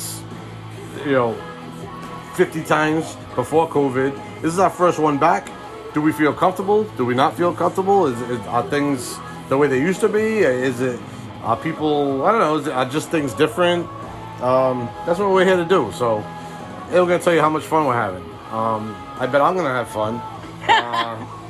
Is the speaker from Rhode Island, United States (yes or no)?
yes; Rhode Island, United States; I grew up in Rhode Island